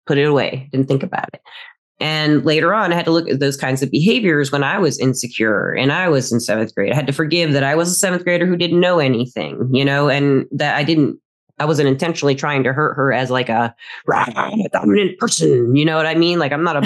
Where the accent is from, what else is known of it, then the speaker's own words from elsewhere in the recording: United States; moved away; also born or lived in Alabama / Tennessee / Phoenix; I grew up in small towns in like Alabama, Chattanooga